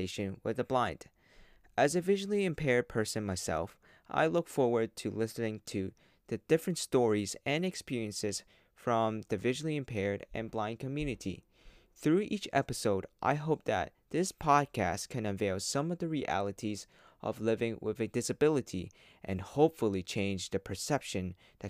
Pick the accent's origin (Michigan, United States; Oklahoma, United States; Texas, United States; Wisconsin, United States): Texas, United States; I'm from here. I was born in Texas